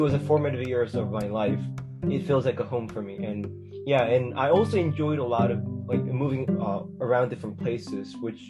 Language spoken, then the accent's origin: English; South Korea; English is a second language; also born or lived in Texas, United States; now in United States; so I was born in Texas, and I lived there for 4 years, and then I moved back to Korea. And until I was 12, I lived in Korea. But even when I was in Korea, I moved around different places every almost like 3 years